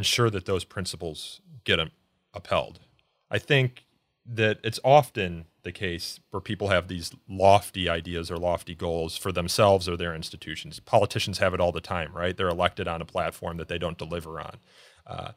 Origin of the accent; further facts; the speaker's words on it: Elmhurst, Illinois, United States; I grew up in Elmhurst, which is a western suburb